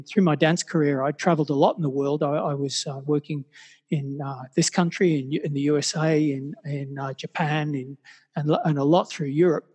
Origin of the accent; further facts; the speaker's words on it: Brisbane, Queensland, Australia; moved away as an adult; also born or lived in Sydney; find myself moving from my hometown of Brisbane down to Sydney